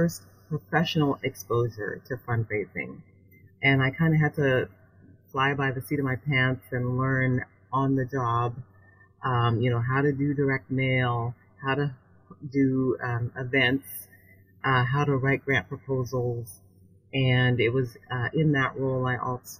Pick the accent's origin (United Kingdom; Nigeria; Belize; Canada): Canada; moved away as an adult; also born or lived in Vancouver, Canada / Toronto, Canada; now in Washington, D.C., United States; I'm from Canada.